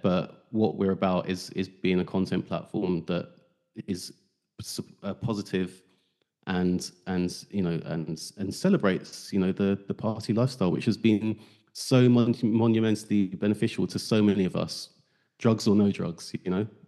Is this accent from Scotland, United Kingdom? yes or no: no; London, United Kingdom; moved away as an adult; I grew up in South, East, South East London